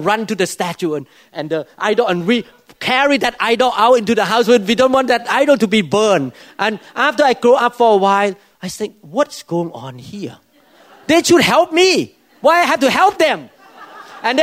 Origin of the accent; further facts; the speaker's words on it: Thailand; now in United States; I grew up in Thailand